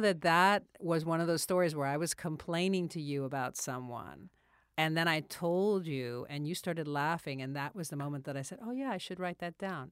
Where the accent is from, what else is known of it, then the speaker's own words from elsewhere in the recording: Miami, Florida, United States; moved away as an adult; also born or lived in Germany; growing up in Miami